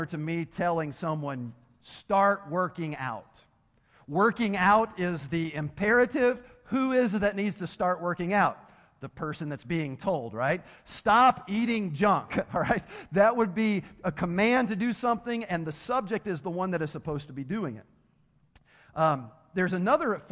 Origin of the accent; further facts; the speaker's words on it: Tennessee, United States; I'm from Tennessee, so my education isn't the best when it comes to English